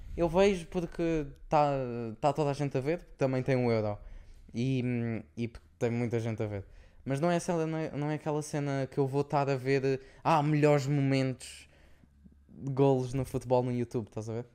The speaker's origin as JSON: {"language": "Portuguese", "country": "Portugal", "moved": "yes", "lives_now": "Luxembourg", "said": "somos tugas"}